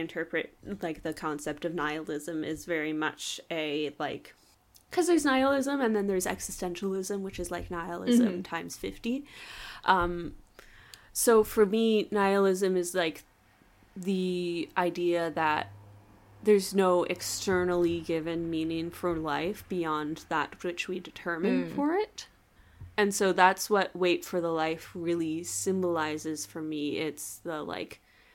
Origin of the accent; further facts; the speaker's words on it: Canada; I am Canadian